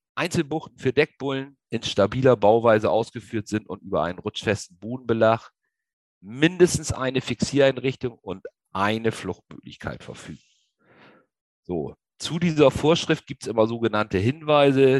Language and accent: German; Lower Saxony, Germany; Ich komme aus dem Raum Niedersachsen